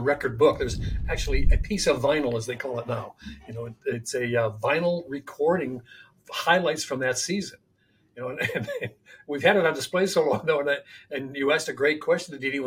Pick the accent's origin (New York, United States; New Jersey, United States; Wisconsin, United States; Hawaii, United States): New York, United States; Buffalo; I grew up in Buffalo.